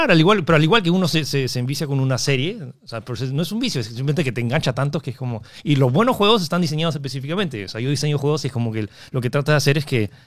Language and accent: Spanish; United States; born there; moved away; Sí, nací ahí y luego me, me fui.